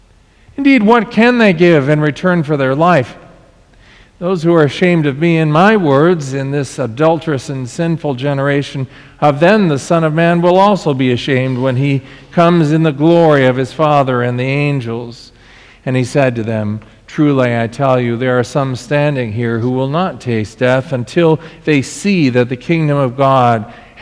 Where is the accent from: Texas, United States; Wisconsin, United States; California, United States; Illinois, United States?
California, United States; Southern; I'm from Southern California